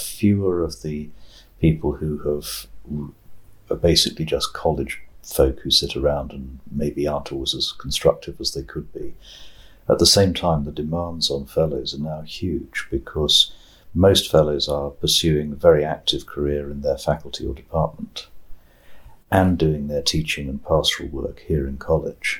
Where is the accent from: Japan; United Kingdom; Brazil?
United Kingdom; England; this Englishman